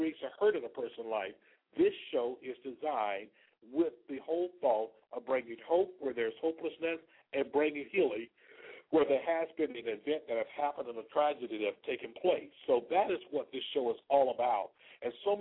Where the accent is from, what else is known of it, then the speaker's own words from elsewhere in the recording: Selma, Alabama, United States; now in Palm Beach, United States; I'm a native of Alabama from a little city you may have heard of called Selma.